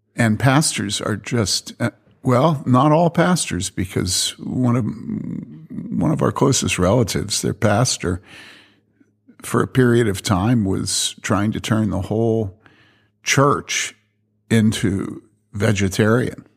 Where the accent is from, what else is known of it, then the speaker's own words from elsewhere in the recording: Philadelphia, Pennsylvania, United States; moved away; when I was growing up in Philly